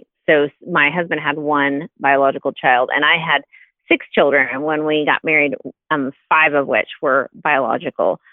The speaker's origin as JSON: {"language": "English", "region": "Texas", "country": "United States", "moved": "as an adult", "lives_now": "Ohio, United States", "said": "We're in Ohio now. Originally, I'm from Texas."}